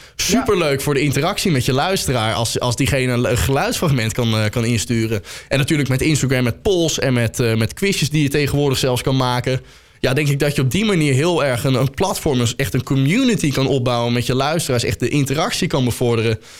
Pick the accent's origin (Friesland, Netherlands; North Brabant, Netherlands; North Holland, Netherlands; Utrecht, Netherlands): Utrecht, Netherlands; Soest; ik kom uit Soest